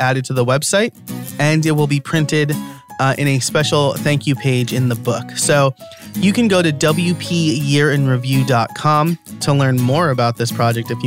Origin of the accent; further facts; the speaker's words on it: New York, United States; As a New Yorker, I dropped the H sound